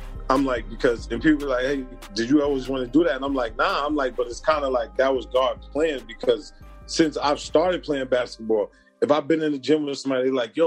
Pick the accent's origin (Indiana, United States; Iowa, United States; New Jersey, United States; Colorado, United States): New Jersey, United States; it's in New Jersey, so I'm like, nigga, this is my hometown